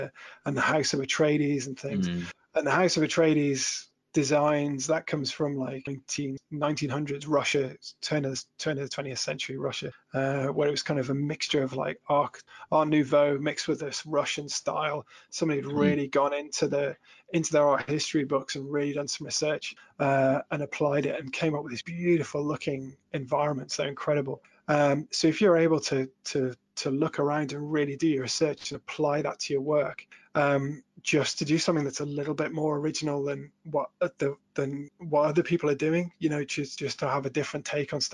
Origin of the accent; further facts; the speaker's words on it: Shropshire Hills, West Midlands, United Kingdom; I grew up in the Shropshire Hills